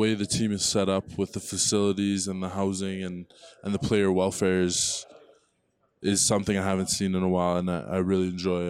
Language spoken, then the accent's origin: English; Vancouver, British Columbia, Canada; moved away as an adult; now in Colorado, United States